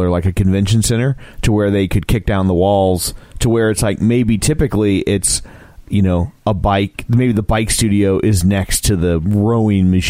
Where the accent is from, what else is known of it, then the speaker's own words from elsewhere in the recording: Ireland; she's Russian and I'm Irish.